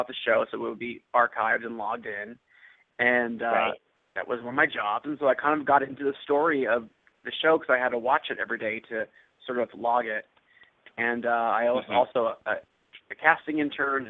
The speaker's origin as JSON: {"language": "English", "town": "Los Angeles", "region": "California", "country": "United States", "tie": "born or raised there", "said": "I grew up in Los Angeles"}